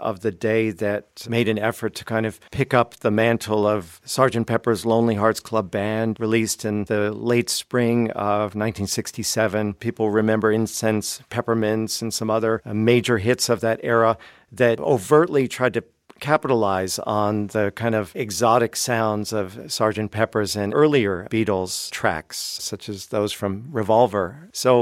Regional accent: Washington, District of Columbia, United States; now in Tennessee, United States; I teach at East Tennessee State University. I grew up in Washington, D.C.

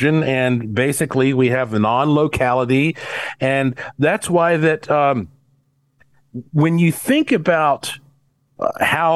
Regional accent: Asheville, North Carolina, United States; moved away as an adult; also born or lived in Caribbean; now in Las Vegas, United States; when I was growing up in Western North Carolina

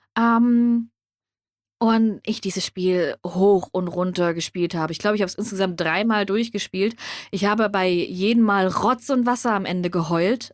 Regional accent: Germany; was in Deutschland ist und ich bekomme es sogar und es spielt in meiner Heimat

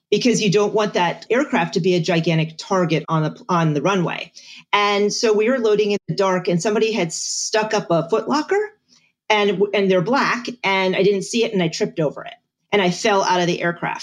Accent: Bethlehem, Pennsylvania, United States; moved away as an adult; also born or lived in Augusta, Georgia; I am from Bethlehem.

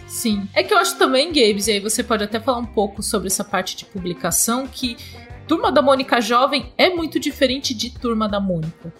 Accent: Brazil; eu sou brasileira

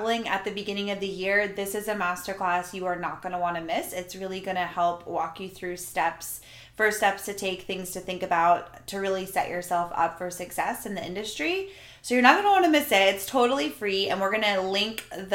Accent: Jacksonville, Florida, United States; moved away; We went home to Florida. We're from Jacksonville, Florida.

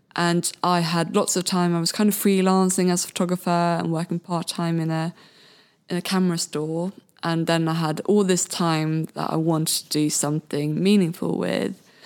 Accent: Sweden; moved away as an adult; now in Brighton, United Kingdom; I'm originally from Sweden

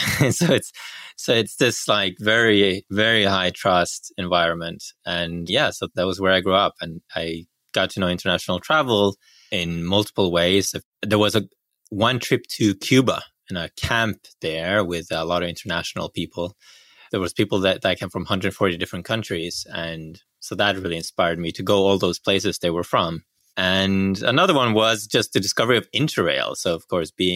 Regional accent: Bergen, Vestland, Norway; moved away; I grew up in Bergen, Norway, which is on the West Coast

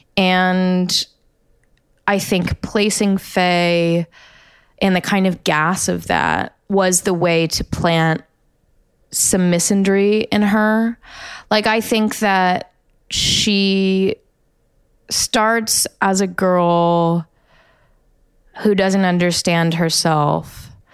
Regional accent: United States; as an American educated, um, pretty badly, but, uh, like the American public school system

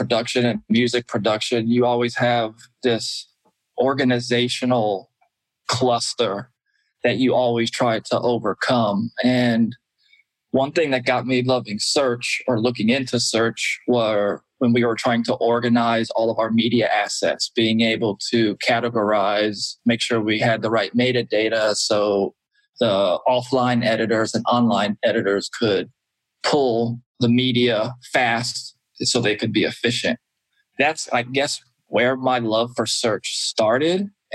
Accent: Atlanta, Georgia, United States; moved away as an adult; now in Los Angeles, United States; I'm from Atlanta, Georgia. I moved out to LA around 2003

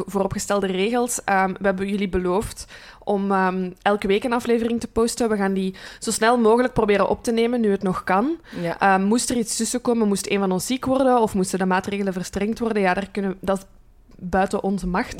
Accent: Brussels, Brussels-Capital Region, Belgium; accent: Brussels; mijn Brusselse tongval. En ik ben hier geboren en getogen, maar mijn route ligt rond Kachtem

